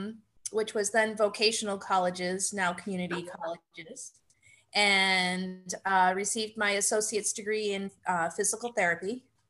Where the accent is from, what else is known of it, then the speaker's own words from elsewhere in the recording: Kingston, New Hampshire, United States; also born or lived in Exeter, New Hampshire; I was born in Exeter, New Hampshire, and I grew up in Kingston, New Hampshire.